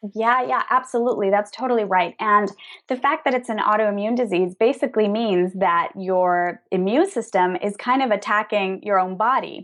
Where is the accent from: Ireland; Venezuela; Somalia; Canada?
Venezuela; also born or lived in New York, United States; now in Madrid, Spain; We're originally from Venezuela, both of us